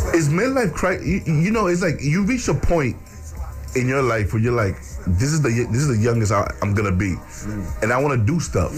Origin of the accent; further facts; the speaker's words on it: New York City, New York, United States; also born or lived in Bronx; I was born and raised in the Heights, but I was living in the Bronx for ten years